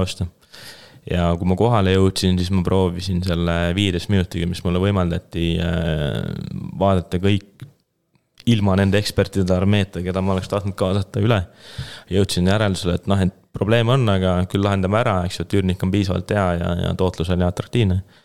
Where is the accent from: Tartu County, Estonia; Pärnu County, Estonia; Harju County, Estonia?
Harju County, Estonia; Keila; ma olen ise Keilast pärit